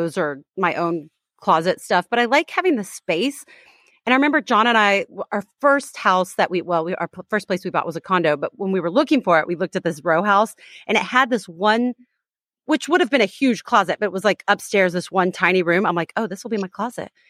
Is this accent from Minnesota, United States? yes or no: no; Texas, United States; I'm from Texas, which is supposed to be friendly